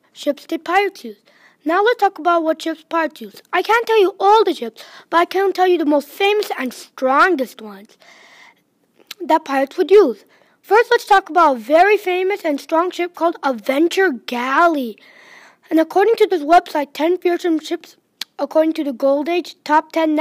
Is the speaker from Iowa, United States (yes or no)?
no; Michigan, United States; I'm a fifth grader from Michigan